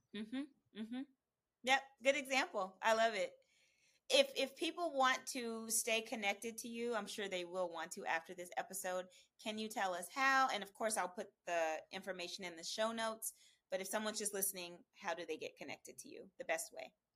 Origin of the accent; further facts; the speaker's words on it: Oklahoma, United States; now in California, United States; I'm from Oklahoma